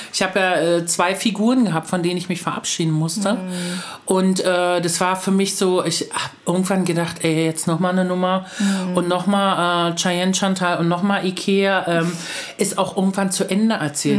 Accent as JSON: {"language": "German", "town": "Luckenwalde", "region": "Brandenburg", "country": "Germany", "said": "ich komme aus Luckenmalde."}